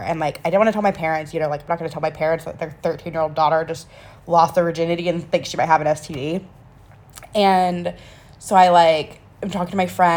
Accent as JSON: {"language": "English", "region": "North Carolina", "country": "United States", "tie": "born or raised there", "said": "I'm originally from a small little town in North Carolina"}